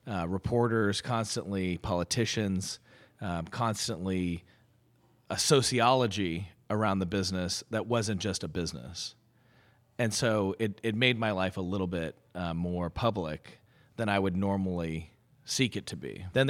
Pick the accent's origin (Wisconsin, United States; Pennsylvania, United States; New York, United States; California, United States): California, United States; now in Atlanta, United States; But for a Californian, 108 acres is infinity.